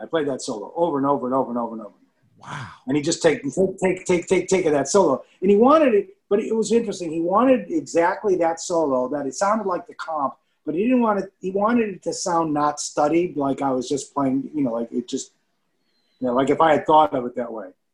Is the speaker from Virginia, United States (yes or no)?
no; Chicago, Illinois, United States; I grew up in Chicago